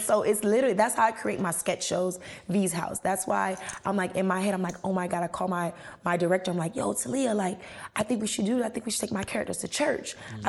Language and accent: English; Miami, Florida, United States; I'm from Miami. So, you know, we got a locatata, corrata, barrocha. You know, so I'm picking from different areas.